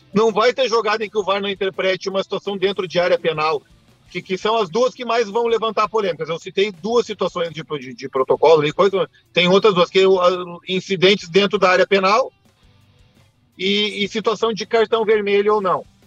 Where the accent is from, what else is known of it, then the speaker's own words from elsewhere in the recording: Rio Grande do Sul, Brazil; Eu, enquanto gaúcho